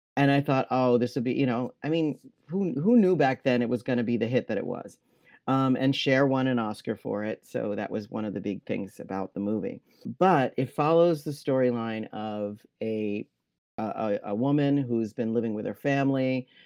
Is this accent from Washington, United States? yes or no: no; New York City, New York, United States; gay man growing up in New York City